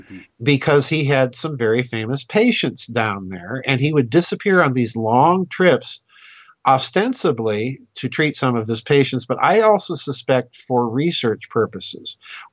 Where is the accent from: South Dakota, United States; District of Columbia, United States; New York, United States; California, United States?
South Dakota, United States; Yeah, he was from South Dakota, a town not too far from my hometown.